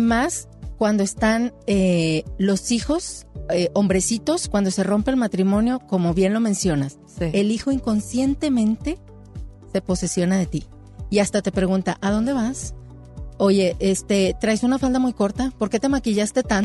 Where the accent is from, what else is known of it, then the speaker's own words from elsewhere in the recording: Monclova, Coahuila, Mexico; moved away; yo soy foránea, yo soy de Monclova